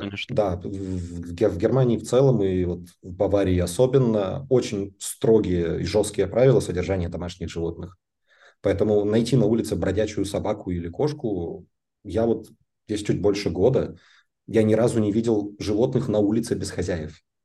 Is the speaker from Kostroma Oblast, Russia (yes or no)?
yes; Kostroma, Kostroma Oblast, Russia; also born or lived in Moscow, Russia; now in Munich, Germany; как мы росли и жили в Костроме, и как я потом жил в Москве, и как я живу здесь